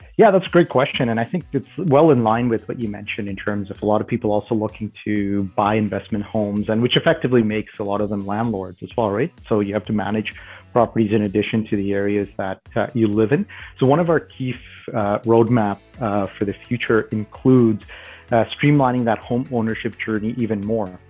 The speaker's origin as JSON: {"language": "English", "town": "Toronto", "region": "Ontario", "country": "Canada", "tie": "born or raised there", "said": "I grew up in Canada. I uh, I'm from Toronto originally, and uh, I went to school here in Toronto"}